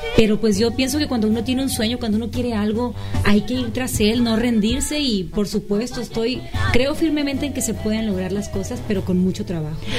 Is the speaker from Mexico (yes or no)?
yes; Los Mochis, Sinaloa, Mexico; Soy de los Mochis, Sinaloa, de un pueblito cerquita de ahí que se llama el Macapule